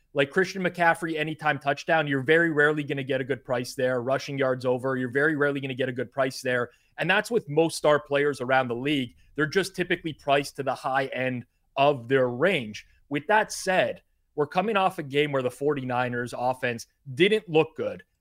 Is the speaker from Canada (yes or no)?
yes; Canada; as a Canadian